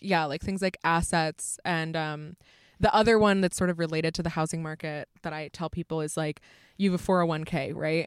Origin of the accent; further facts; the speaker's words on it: United States; As an American